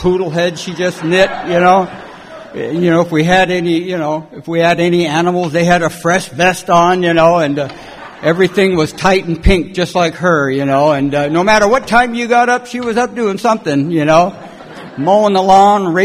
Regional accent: California, United States; also born or lived in Detroit, Michigan; I was born in Detroit, and I come out to California when I was about 7 years old and brought up in a little foster home and then an orphanage

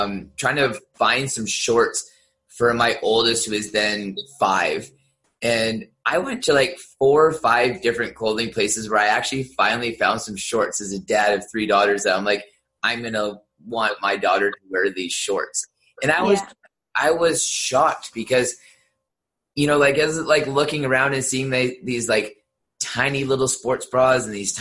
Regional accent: Southern Alberta, Canada; I grew up in Southern Alberta.

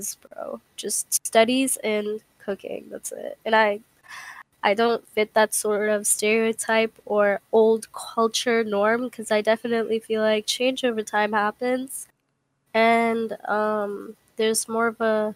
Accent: United States; I was born in America

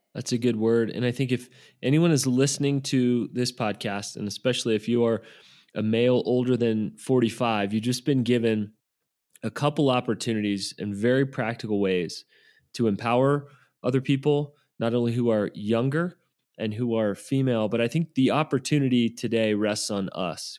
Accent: the South, United States; I was raised in the South

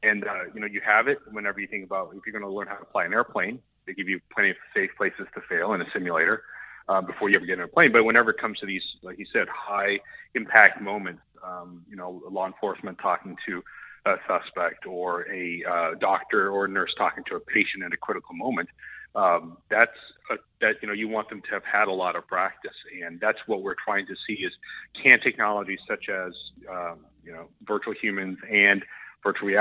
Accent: Oklahoma, United States; moved away; I grew up in Oklahoma

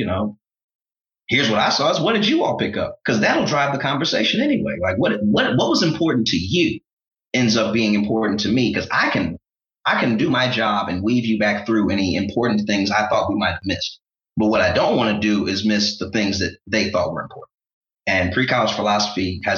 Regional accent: St. Louis, Missouri, United States; I'm proudly from St. Louis

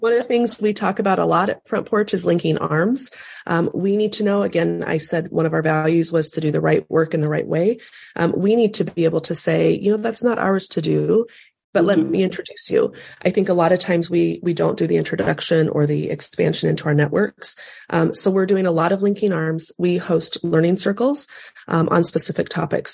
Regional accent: North Platte, Nebraska, United States; I was born and raised in North Platte, Nebraska

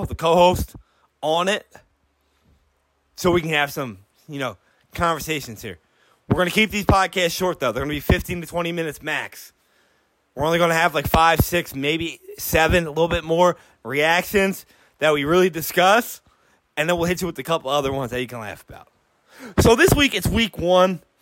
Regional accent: Philadelphia, Pennsylvania, United States; I'm from Philadelphia

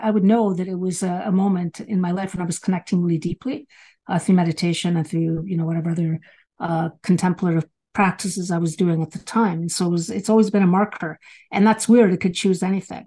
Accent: Galicia, Spain; moved away; where I was born in Spain, it is the Northwest

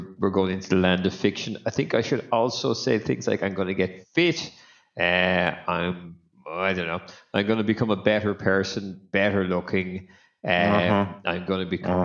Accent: Ireland

